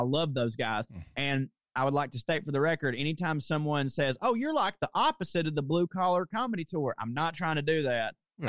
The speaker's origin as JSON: {"language": "English", "region": "the South", "country": "United States", "said": "well, what do people mostly expect of me as being a Southerner? They'd expect me to be super conservative."}